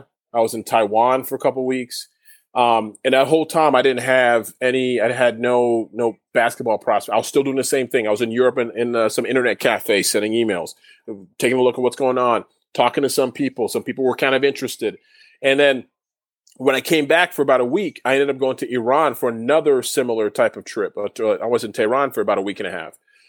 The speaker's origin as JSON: {"language": "English", "country": "Canada", "said": "I understood what he was saying in French because I'm Canadian. I learned French."}